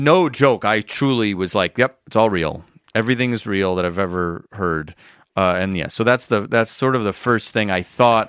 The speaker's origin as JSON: {"language": "English", "town": "Schaumburg", "region": "Illinois", "country": "United States", "tie": "born or raised there", "said": "Schaumburg, Illinois."}